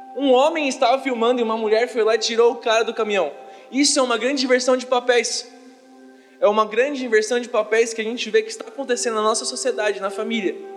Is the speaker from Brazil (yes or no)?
yes; Brazil; nós, como brasileiros